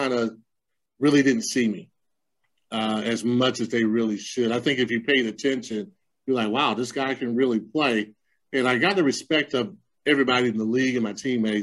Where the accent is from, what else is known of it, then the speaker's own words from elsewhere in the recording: Lamar, United States; Lamar? My hometown, because it's such a small hometown